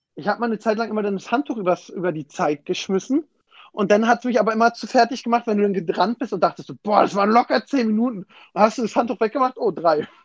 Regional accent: Berlin, Germany; ich komme ja aus Weißensee, tiefster Osten Berlin

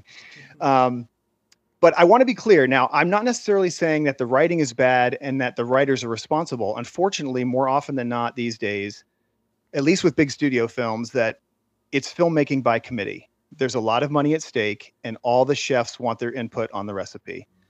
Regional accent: Central Florida, United States; moved away as an adult; now in California, United States; I grew up in Central Florida

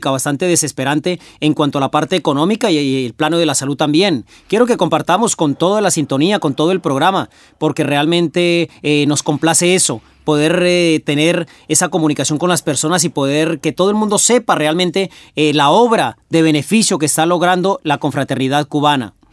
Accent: La Pampa, Argentina; yo soy de La Pampa.

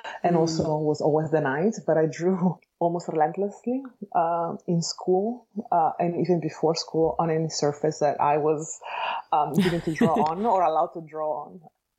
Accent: Bologna, Emilia-Romagna, Italy; accent: Italian; English is a second language; moved away as an adult; now in Los Angeles, United States; I am Italian, as you can hear from my accent. So I was born and raised in Italy, specifically in Bologna

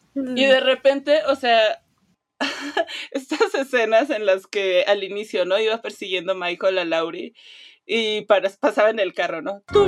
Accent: Mexico; como mexicana

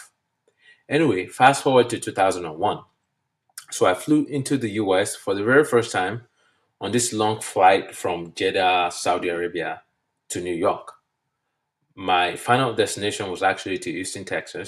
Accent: Nigeria; moved away as an adult; now in United States; I'm from Nigeria, and we use the British English. So what I now know today to be elevator is what we call lift back in Nigeria

